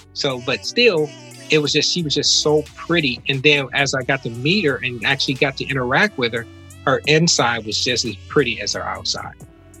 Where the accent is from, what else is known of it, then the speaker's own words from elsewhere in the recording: Detroit, Michigan, United States; I grew up in the Hamtramck area over there by Mont Elliott and Shane and all that kind of stuff.